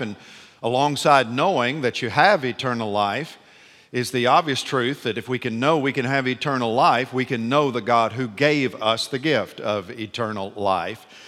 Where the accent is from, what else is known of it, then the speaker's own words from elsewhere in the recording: Nashville, Tennessee, United States; I'm from Nashville, Tennessee